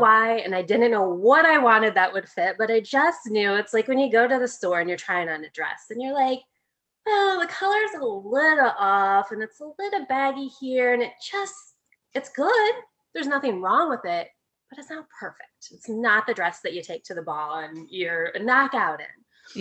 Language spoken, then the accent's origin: English; Midwest, United States; I grew up in the Midwest